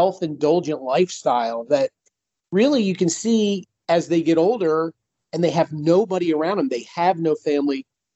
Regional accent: Philadelphia, Pennsylvania, United States; I grew up in the Philly area

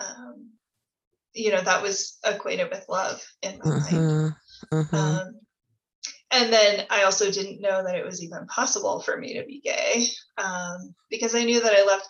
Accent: Midwest, United States; I grew up in the Midwest in the 90s in purity culture.

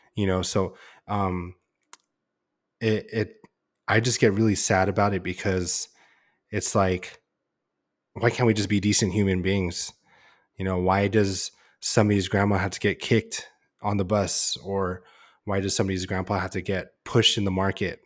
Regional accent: San Diego, California, United States; we lived and grew up in San Diego

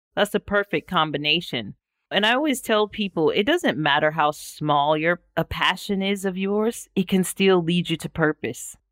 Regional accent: United States; moved away as an adult; as an American

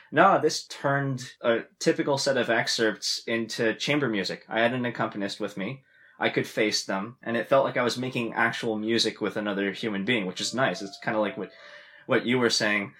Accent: Ottawa, Ontario, Canada; moved away as an adult; also born or lived in Long Beach, California; now in London, United Kingdom; I'm from Canada

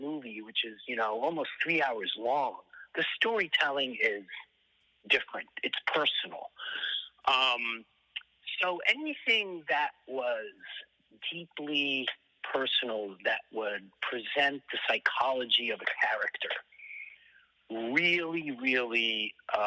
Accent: New York City, New York, United States; also born or lived in Europe / France / Boston / Hollywood; I was born in New York and I grew up most of my life in New York, but I didn't have a unique New York City youth because I was actually French educated

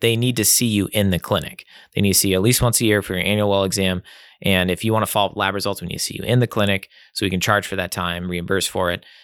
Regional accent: Nine Mile Falls, Washington, United States; I grew up in Nine Mile Falls, kind of just, uh, west of Spokane

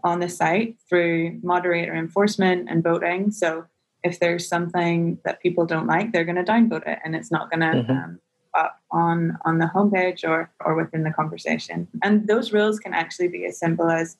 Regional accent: Northern Ireland, United Kingdom; moved away as an adult; now in San Francisco, United States; I'm originally from Northern Ireland, if the accent didn't give me away.

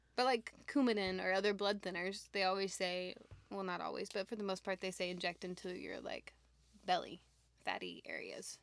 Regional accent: Houston, Texas, United States; also born or lived in Dallas; I'm from Houston

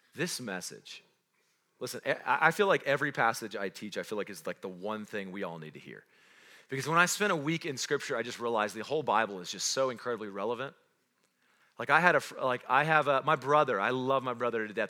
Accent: Roswell, New Mexico, United States; also born or lived in North Carolina; now in Cody, United States; I wasn't born in Cody, I wasn't raised in Cody, I was born in Roswell, New Mexico.

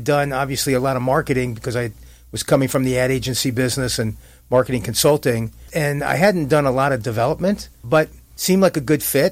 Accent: New York City, New York, United States; also born or lived in Orlando, Florida; now in California, United States; I was born and raised in the Bronx

